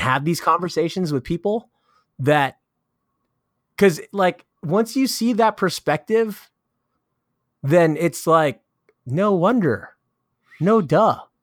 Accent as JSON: {"language": "English", "region": "California", "country": "United States", "said": "I'm from California"}